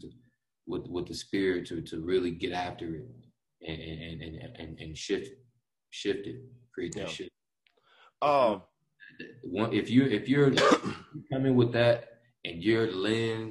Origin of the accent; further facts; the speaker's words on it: Detroit, Michigan, United States; now in Colorado, United States; I was born in Detroit and spent a lot of time up there